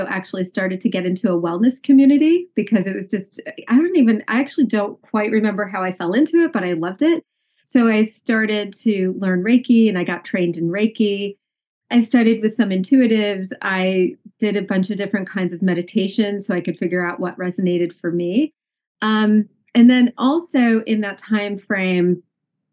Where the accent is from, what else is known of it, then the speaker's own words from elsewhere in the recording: East Coast, United States; moved away as an adult; also born or lived in Nashville, United States / Atlanta, United States; I grew up on the East Coast